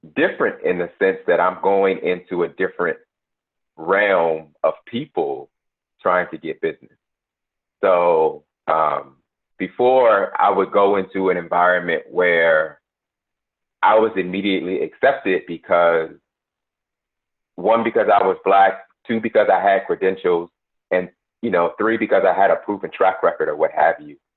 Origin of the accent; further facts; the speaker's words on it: Buffalo, New York, United States; moved away as an adult; also born or lived in North Carolina / Washington, D.C.; I was born and raised in Buffalo.